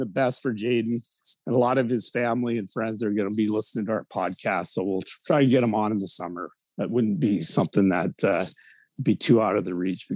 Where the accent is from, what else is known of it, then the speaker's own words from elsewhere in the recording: Winnipeg, Manitoba, Canada; moved away; I was from Winnipeg